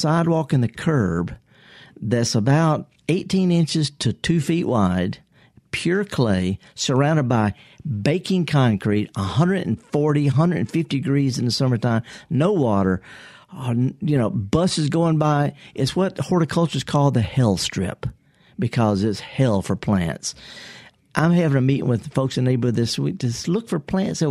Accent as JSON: {"language": "English", "region": "Mississippi", "country": "United States", "tie": "born or raised there", "said": "I'm born and raised in Mississippi"}